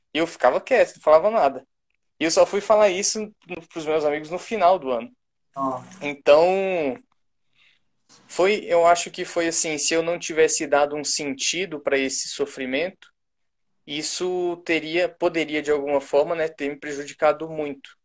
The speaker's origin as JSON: {"language": "Portuguese", "town": "Brasília", "region": "Federal District", "country": "Brazil", "also_born_or_lived": "Goiânia", "said": "eu sou de Brasília"}